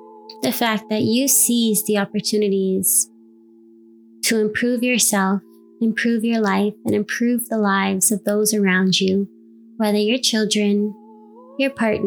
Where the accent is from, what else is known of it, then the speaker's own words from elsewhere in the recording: New York City, New York, United States; now in Canada; I was born and raised in New York City